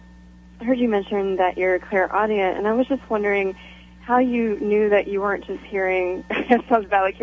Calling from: Georgia, United States; I'm calling from Georgia.

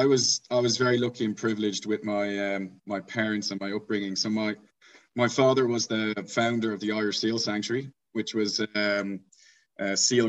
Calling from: Pietermaritzburg, KwaZulu-Natal, South Africa; So I'm joining from my office on campus. It's a town called Pietermaritzburg in KwaZulu-Natal. It's the capital of the province

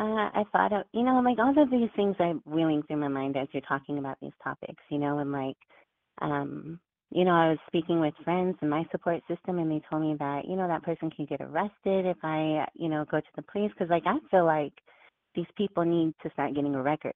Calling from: Washington, District of Columbia, United States; Hi, this is … from D.C.

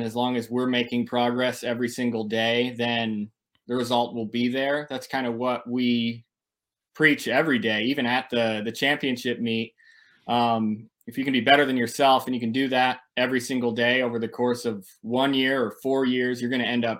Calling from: Tempe, Arizona, United States; I'm here in Tempe, Arizona.

